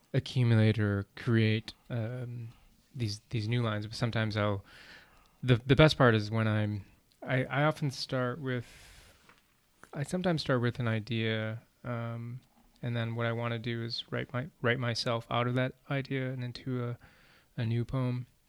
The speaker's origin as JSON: {"language": "English", "region": "Wisconsin", "country": "United States", "tie": "born or raised there", "also_born_or_lived": "Vietnam", "said": "came to the U.S., resettled in Wisconsin and pretty much lived a kind of stereotypical American childhood"}